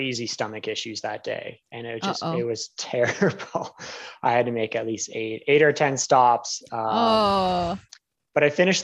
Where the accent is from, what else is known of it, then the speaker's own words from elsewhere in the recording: Windsor, Ontario, Canada; moved away as an adult; also born or lived in Calgary / New Zealand; I grew up in Windsor, Ontario, and then I moved west